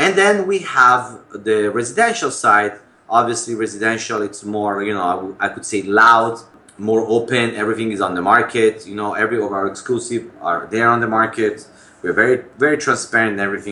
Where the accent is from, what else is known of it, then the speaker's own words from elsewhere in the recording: Milan, Lombardy, Italy; now in New York City, United States; I was born in Italy, in Milan. I came to America in 1997